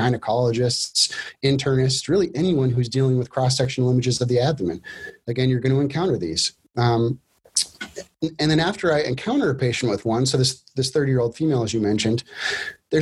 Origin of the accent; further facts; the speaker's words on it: Alaska, United States; moved away as an adult; also born or lived in Minnesota / Boston; now in Rochester, Minnesota, United States; I grew up in Alaska, born and raised there, left Alaska to go to college